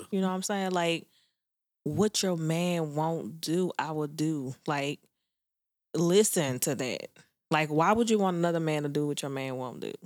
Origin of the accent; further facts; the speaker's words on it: New Orleans, Louisiana, United States; I'm from Nanola